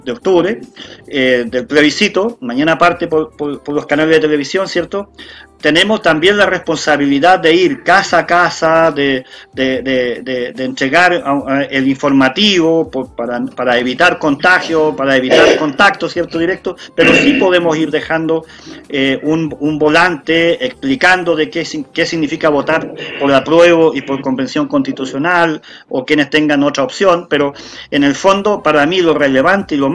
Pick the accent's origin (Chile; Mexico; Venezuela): Chile; tenemos una gran oportunidad como, como sociedad, como, como chilenos y chilenas todos, después de, después de 200 años de república